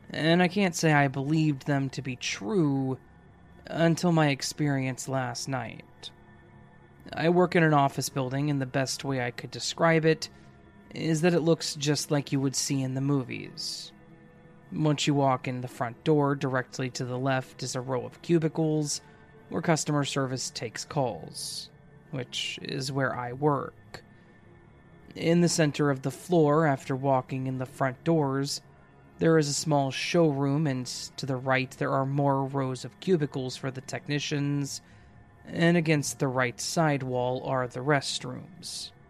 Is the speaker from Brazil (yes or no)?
yes; Brazil; I came back home. I'm from Brazil.